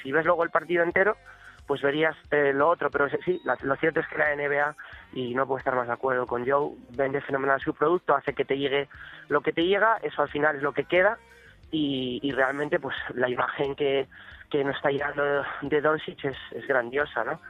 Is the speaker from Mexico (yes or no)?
no; Castile, Spain; yo por ejemplo soy castellano todavía más